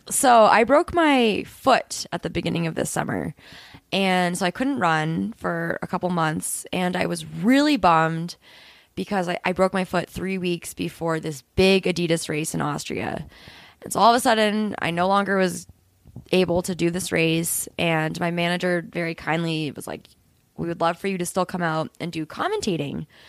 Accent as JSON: {"language": "English", "region": "New Hampshire", "country": "United States", "moved": "yes", "lives_now": "Boulder, United States", "said": "I'm from New Hampshire, and I very strongly identify with the East Coast"}